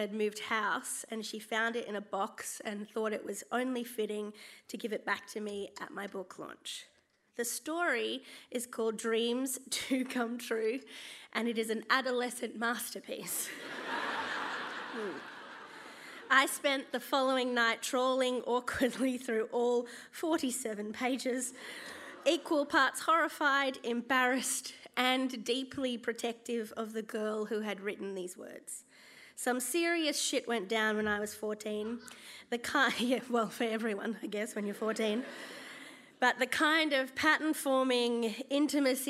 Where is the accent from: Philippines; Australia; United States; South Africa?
Australia; Gold Coast, Queensland; I grew up on the Gold Coast as a quirky, chubby kid who liked theatre and hated the beach